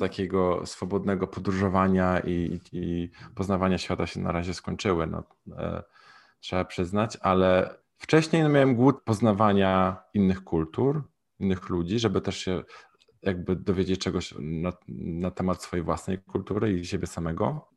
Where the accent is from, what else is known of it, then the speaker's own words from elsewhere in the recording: Poland; moved away; also born or lived in Mexico; z jakiego jestem kraju, mówię z Polski